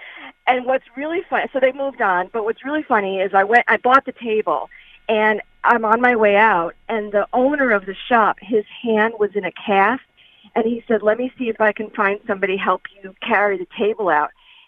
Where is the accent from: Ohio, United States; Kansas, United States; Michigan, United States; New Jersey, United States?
New Jersey, United States; I'm from New Jersey